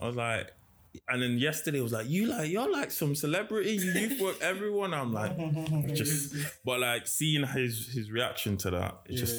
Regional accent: London, United Kingdom; born there; So I was born in London

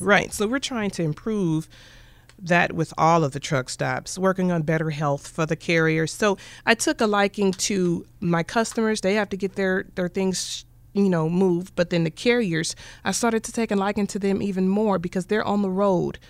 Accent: Kansas City, Kansas, United States; my brother and I, we grew up in Wyandotte

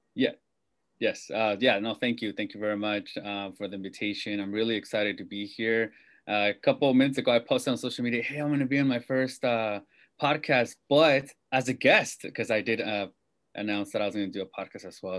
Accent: Salinas, California, United States; moved away as an adult; now in Bay Area, United States; I'm born and raised in Salinas, California, which is in Monterey County, uh, Central Coast

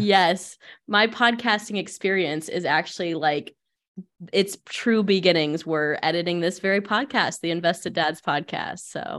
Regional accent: Findlay, Ohio, United States; born or raised there

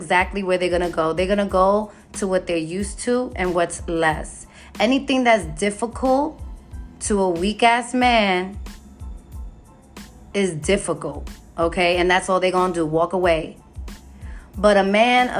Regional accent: New York City, New York, United States; I'm from the Bronx

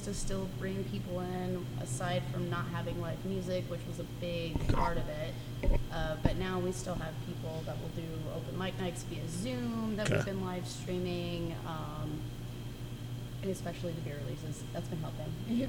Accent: Littleton, Colorado, United States; I grew up in Littleton.

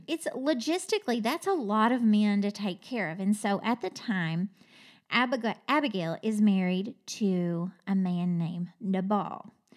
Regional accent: Kentucky, United States; I'm from Kentucky

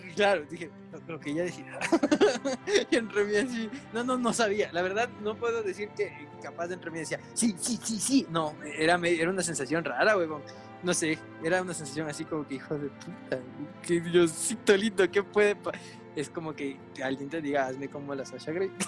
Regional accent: Ecuador; somos ecuatorianos

